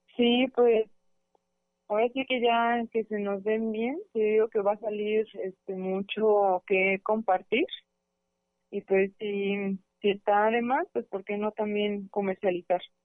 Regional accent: Autlán area, Jalisco, Mexico; somos de Autlán, del Grullo, de Limón, del Chante

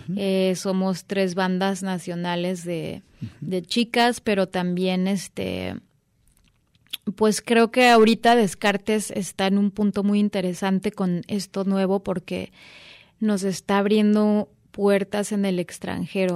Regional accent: Guadalajara, Jalisco, Mexico; moved away; recién llegando a mi tierra

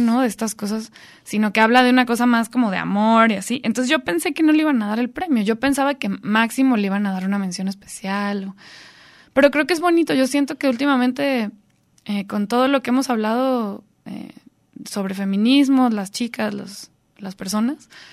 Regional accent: Guadalajara, Jalisco, Mexico; yo crecí en Guadalajara

